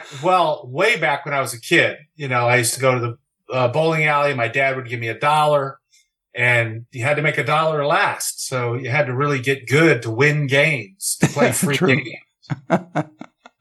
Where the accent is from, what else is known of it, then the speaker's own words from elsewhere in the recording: Kansas City, Missouri, United States; I'm from Kansas City, Missouri